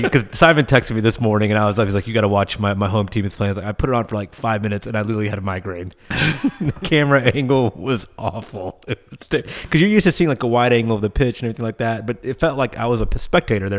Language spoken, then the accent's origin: English; United States; being American fans